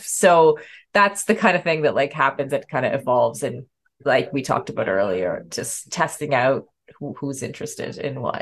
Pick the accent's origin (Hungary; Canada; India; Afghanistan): Canada; as a Canadian